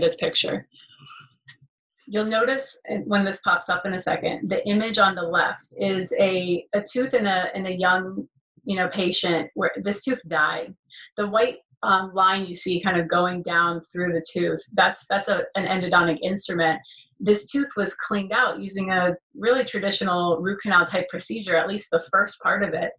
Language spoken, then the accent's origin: English; Florida, United States; moved away as an adult; also born or lived in Gainesville, Florida; now in Beverly Hills, United States; I'm you know born and raised in Florida for first 30 years of my life.